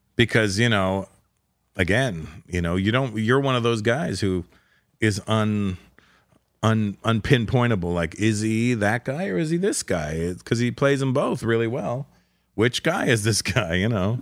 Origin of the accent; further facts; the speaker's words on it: Toronto, Ontario, Canada; moved away as an adult; now in Los Angeles, United States; it was in Toronto, it was my hometown